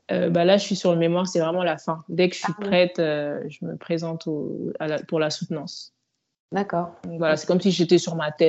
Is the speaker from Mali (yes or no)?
yes; Mali; moved away as an adult; now in France; Donc moi, j'ai grandi au Mali, je suis, venue en France après mon bac euh, à 18 ans.